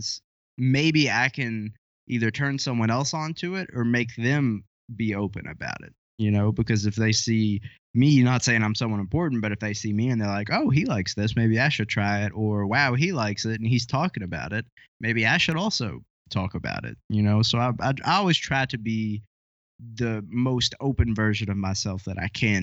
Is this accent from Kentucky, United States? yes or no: yes; Kentucky, United States; accent: country; I'm from Kentucky, so I've got a bit of a country accent